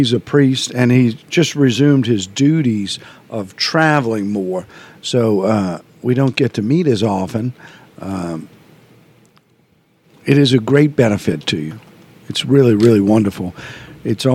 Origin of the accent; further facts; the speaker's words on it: New Orleans, Louisiana, United States; being Irish Catholic in New Orleans